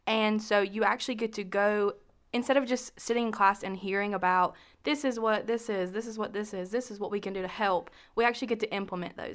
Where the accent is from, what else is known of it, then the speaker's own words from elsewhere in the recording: Shelby, North Carolina, United States; I'm from Shelby, North Carolina, and I'm a senior here at Western